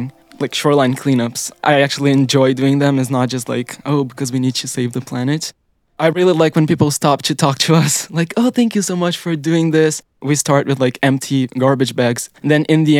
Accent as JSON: {"language": "English", "country": "Brazil", "moved": "yes", "lives_now": "Canada", "said": "I'm originally from Brazil."}